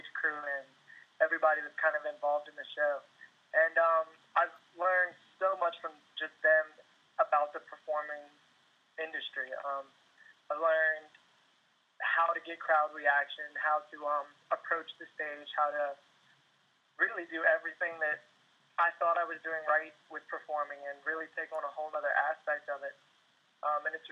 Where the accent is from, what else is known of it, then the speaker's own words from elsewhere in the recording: Madison County, Virginia, United States; now in Waynesboro, United States; I'm from Madison County, Virginia. I'm currently living in Waynesboro.